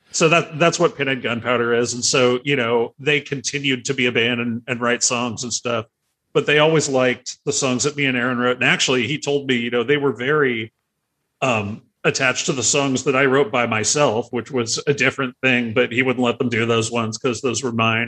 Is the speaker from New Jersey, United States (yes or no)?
no; San Diego, California, United States; I grew up in San Carlos